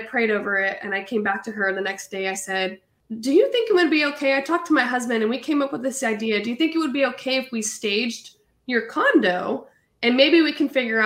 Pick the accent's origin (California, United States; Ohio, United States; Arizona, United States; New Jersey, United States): California, United States; Hanford; moved away as an adult; also born or lived in Fresno, California; now in Raleigh, United States; I was actually raised in a small little farm town called Hanford, which is about 45 minutes south of Fresno